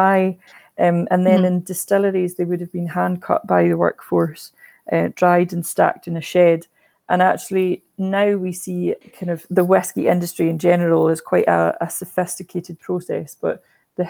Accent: Islay, Scotland, United Kingdom; I'm from Islay and I've kind of grown up just chatting to people about whisky

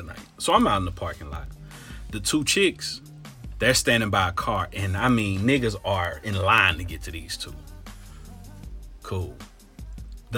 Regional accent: Cincinnati, Ohio, United States; moved away as an adult; also born or lived in Tampa, Florida; I'm from Cincinnati

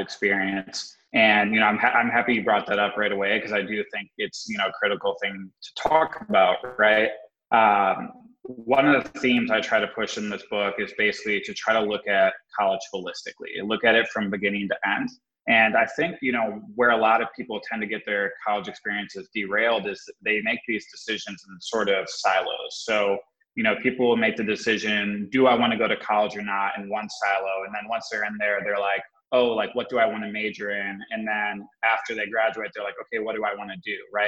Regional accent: Wisconsin, United States; also born or lived in Connecticut; I was born out in Connecticut, but I grew up most of my life in the Midwest in Wisconsin

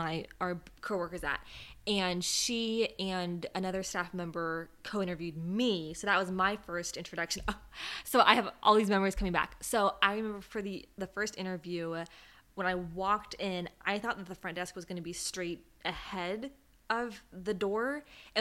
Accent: West Coast, United States; moved away as an adult; now in East Coast, United States; I'm from the West Coast. We don't have tornadoes there

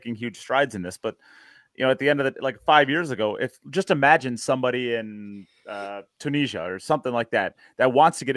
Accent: Wisconsin, United States; I'm from Wisconsin

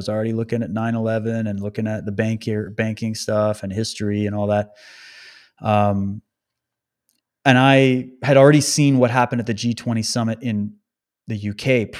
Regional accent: Saskatchewan, Canada; also born or lived in Calgary; Well, I was born in Calgary. I was raised in Saskatchewan, London. I've lived all over Canada. I'm as Canadian as you get.

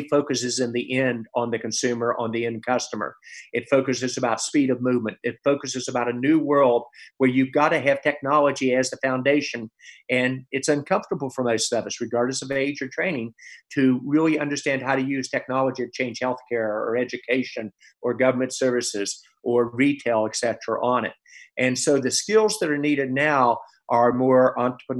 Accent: West Virginia, United States; moved away; my home state, West Virginia

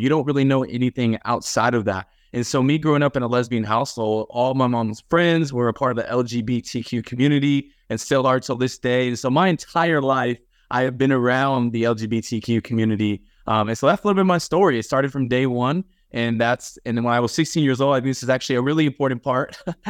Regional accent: Los Angeles, California, United States; I was actually born in Los Angeles, like in the actual city of LA. And that's where I grew up at.

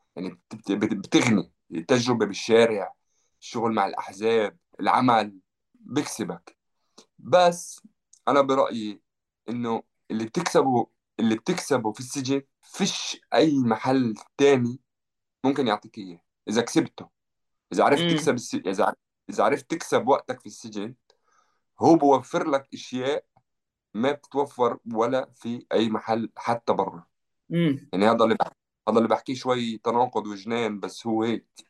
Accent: Jerusalem, Palestine; moved away as an adult; now in France; أنا ربيت في مدينة القدس

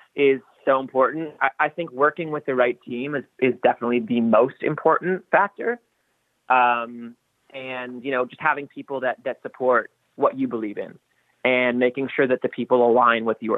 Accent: Toronto, Ontario, Canada; moved away as an adult; also born or lived in New York, United States / Los Angeles, United States; Toronto's always home. Toronto will always feel like home.

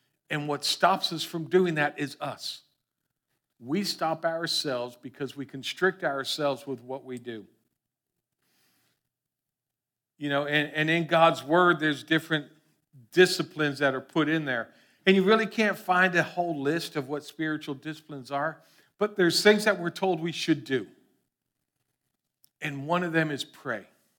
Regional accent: Florida, United States; Lord knows we grew up in South Florida. Everyone has seen ficus trees.

